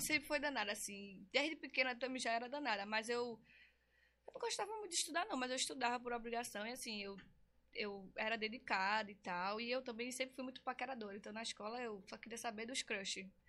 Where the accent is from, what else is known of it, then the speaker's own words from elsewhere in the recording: Recife, Pernambuco, Brazil; Eu nasci aqui em Recife mesmo, sou conterrânea